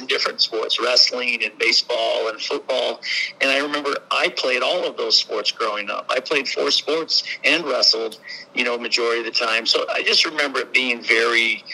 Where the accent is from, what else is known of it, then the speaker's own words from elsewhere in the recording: Humboldt, Iowa, United States; now in West Lafayette, United States; I'll stick around in my hometown for a few days